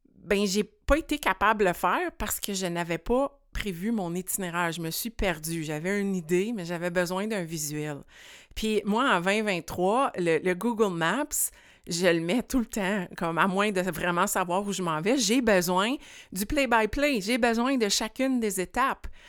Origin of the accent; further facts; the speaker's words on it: rural Quebec, Canada; fille de campagne ici qui était prise au centre-ville de Montréal